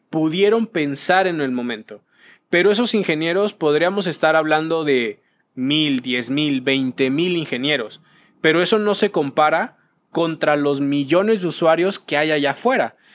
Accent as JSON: {"language": "Spanish", "country": "Venezuela", "said": "Cambiando un poquito y ya, soy de Venezuela, ¿no? Pero justamente este tema va a llegar al metaverso en el hecho"}